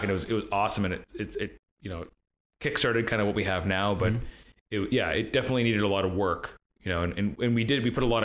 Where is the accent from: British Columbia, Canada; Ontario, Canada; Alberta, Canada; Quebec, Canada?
British Columbia, Canada; Coquitlam; also born or lived in North Vancouver; I grew up in Coquitlam